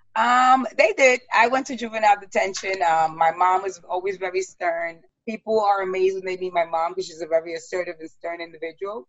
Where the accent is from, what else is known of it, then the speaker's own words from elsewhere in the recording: New York City, New York, United States; moved away as an adult; now in Westchester, United States; growing up in the South Bronx and coming from a broken home